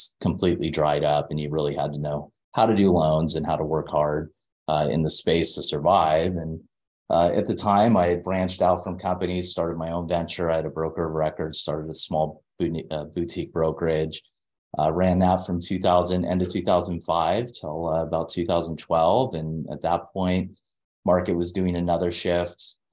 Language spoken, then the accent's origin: English; Anaheim, California, United States; I grew up in Anaheim Hills